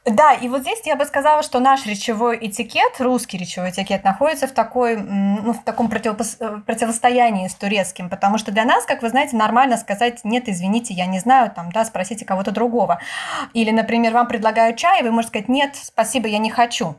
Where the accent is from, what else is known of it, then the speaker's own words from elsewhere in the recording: Moscow, Russia; moved away as an adult; now in Turkey; я из России, что я из Москвы